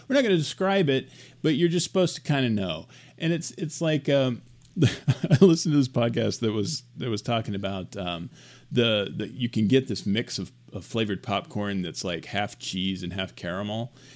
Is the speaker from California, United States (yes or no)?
no; Arkansas, United States; I'm from Arkansas